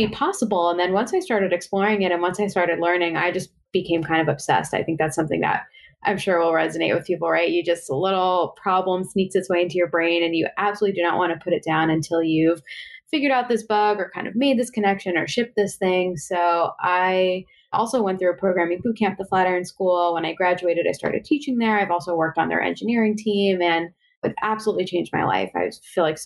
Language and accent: English; Westchester, New York, United States; also born or lived in Bronx / Upper West Side; Mostly I grew up in Westchester